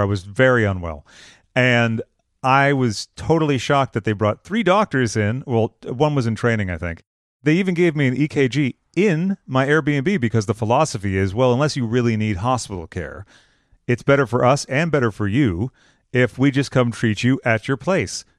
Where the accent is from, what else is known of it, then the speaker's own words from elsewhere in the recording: Massachusetts, United States; now in California, United States; I'm originally from Massachusetts